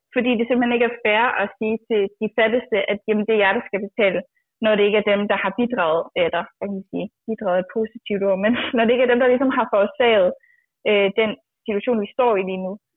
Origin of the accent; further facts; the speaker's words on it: Djursland, Central Denmark Region, Denmark; jeg kommer fra landet og fra Djursland